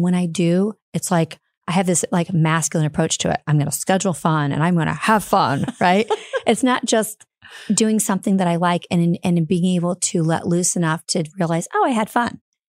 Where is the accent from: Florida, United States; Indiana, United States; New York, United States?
Indiana, United States; Fort Wayne; Fort Wayne, Indiana.